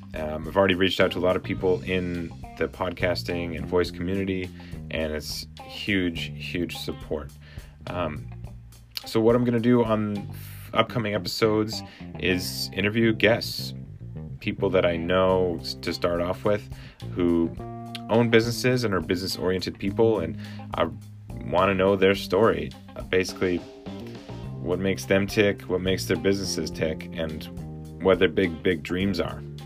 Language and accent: English; Edmonton, Alberta, Canada; moved away as an adult; also born or lived in Saskatoon, Saskatchewan; now in Vancouver, Canada; I was born in Saskatoon, raised in Edmonton